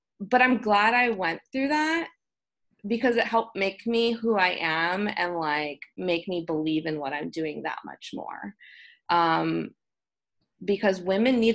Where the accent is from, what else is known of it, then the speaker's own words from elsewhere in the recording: United States; as an American woman